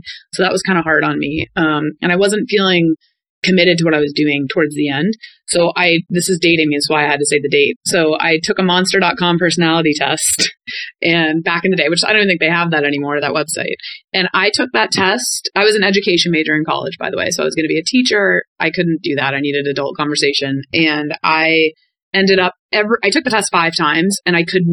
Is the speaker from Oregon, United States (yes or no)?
no; Cape Cod, Massachusetts, United States; moved away as an adult; also born or lived in Ohio / Florida / Boston; being born and raised on Cape Cod